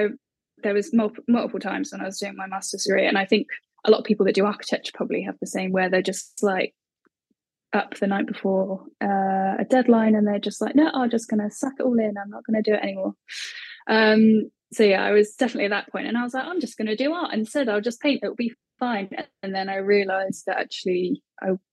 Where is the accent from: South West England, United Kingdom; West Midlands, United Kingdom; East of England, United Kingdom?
South West England, United Kingdom; Bristol; I'm from Bristol. I've actually just moved back this way.